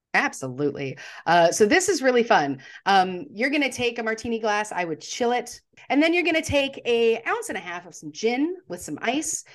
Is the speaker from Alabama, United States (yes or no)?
no; Texas, United States; moved away as an adult; now in Charlotte, United States; I am from Texas. I say that. I spent thirty years of my life there